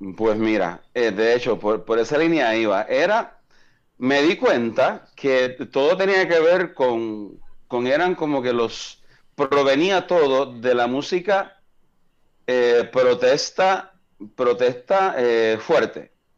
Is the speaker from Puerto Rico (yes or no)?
yes; Coamo, Puerto Rico; also born or lived in Fort Huachuca, Arizona / Germany / Kansas; Toda mi familia es de Coamo, y yo pues crecí